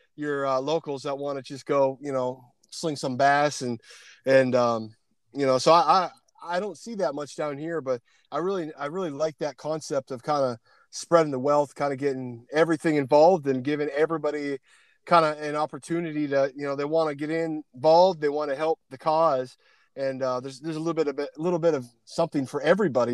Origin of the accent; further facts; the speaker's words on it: Pennsylvania, United States; moved away; also born or lived in Canada; Pennsylvania boy